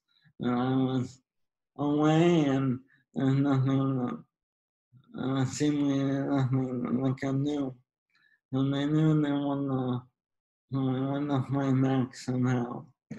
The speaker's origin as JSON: {"language": "English", "town": "West Wyoming", "region": "Pennsylvania", "country": "United States", "said": "I'm now in a wheelchair, and I'm from West Wyoming."}